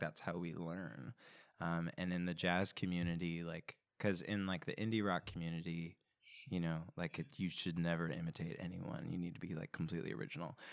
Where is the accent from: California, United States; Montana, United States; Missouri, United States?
California, United States; Simi Valley; I grew up in Simi Valley, California, which is a suburb of Los Angeles